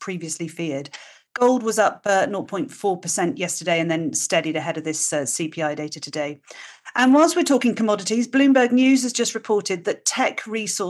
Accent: United Kingdom; being British

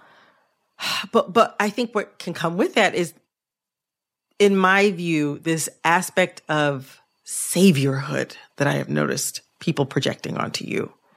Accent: the North, United States; I'm from the North.

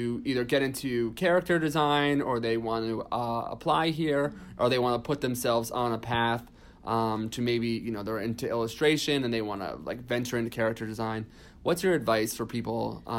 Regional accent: Reading, Pennsylvania, United States; born there; I was born there.

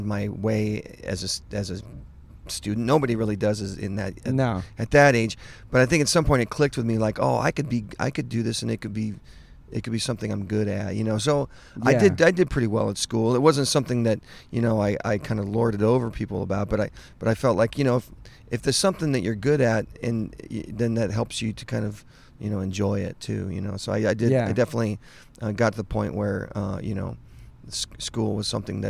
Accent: Los Angeles, California, United States; I grew up in the Los Angeles, greater Los Angeles area.

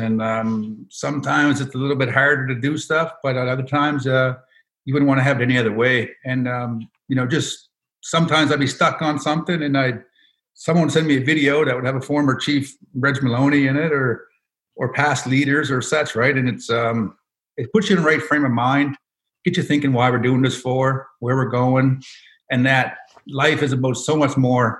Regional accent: Indian Brook, Nova Scotia, Canada; I grew up in Indian Brook, now called Sebaganagedi, born and raised.

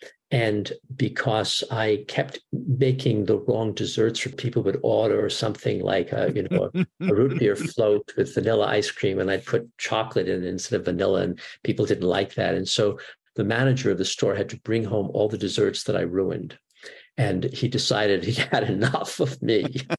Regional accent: New York, United States; series in New York of the Philharmonic for children, the children's concert. And I used to go to those. I'm from New York.

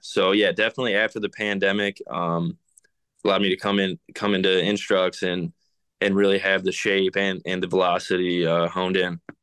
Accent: Detroit, Michigan, United States; born or raised there

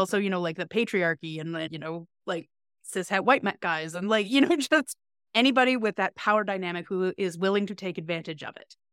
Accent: Canada; I am Canadian and queer as fuck

